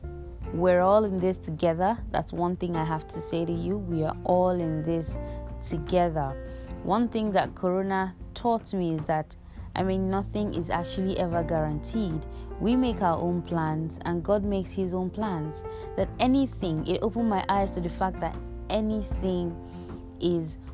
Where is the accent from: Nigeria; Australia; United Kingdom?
Nigeria; Igbo, Igboland; I am from the Igbo tribe in Nigeria